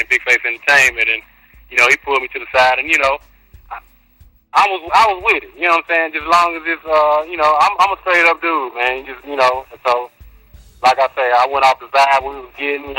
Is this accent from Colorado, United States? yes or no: no; Memphis, Tennessee, United States; I'm from East Memphis